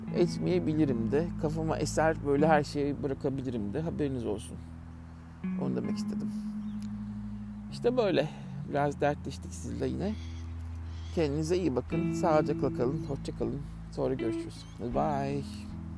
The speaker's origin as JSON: {"language": "Turkish", "country": "Turkey", "moved": "as an adult", "said": "bir Türk olarak"}